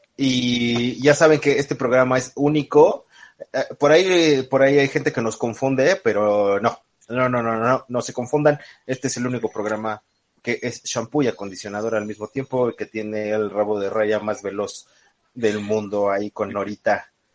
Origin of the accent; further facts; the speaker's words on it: Mexico; nosotros como mexicanos